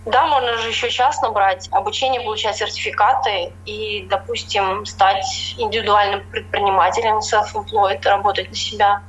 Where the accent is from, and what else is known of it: Russia; moved away as an adult; now in England